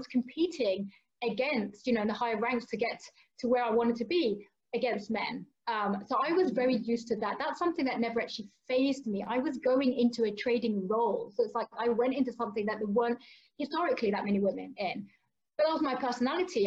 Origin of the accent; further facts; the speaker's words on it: London, United Kingdom; I'm from London originally